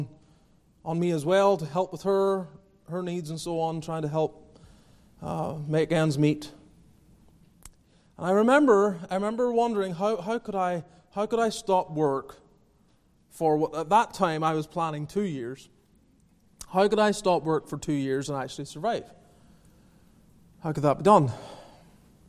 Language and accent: English; Northern Ireland, United Kingdom; also born or lived in Calgary, Canada; now in Greenville, United States; Growing up in Northern Ireland